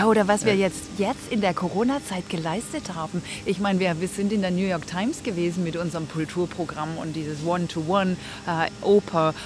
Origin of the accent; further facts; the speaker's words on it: Stuttgart, Baden-Württemberg, Germany; ich komme aus Stuttgart